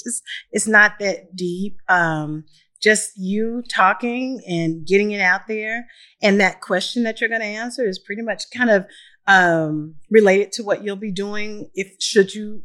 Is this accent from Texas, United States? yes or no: yes; Texas, United States; Like, I'm from Texas